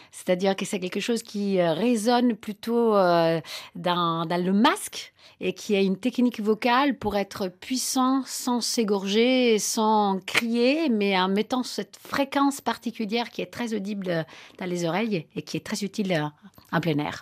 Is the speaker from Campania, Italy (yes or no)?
yes; Naples, Campania, Italy; moved away; Moi, je, viens de Naples, j'allais dans les fêtes des Tarentelles